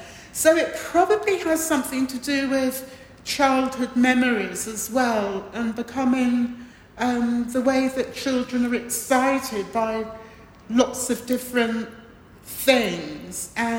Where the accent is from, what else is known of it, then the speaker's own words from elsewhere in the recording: Watford, East of England, United Kingdom; also born or lived in Montserrat / London; We grew up in Watford for a long period, then we lived in London and so on. And we spent a little bit of time in Montserrat, where I was born